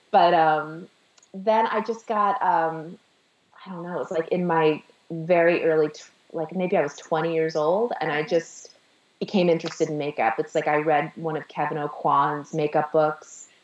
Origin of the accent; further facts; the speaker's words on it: Sheffield, Massachusetts, United States; moved away as an adult; also born or lived in Staten Island, New York; now in Manhattan, United States; I'm from Sheffield, Massachusetts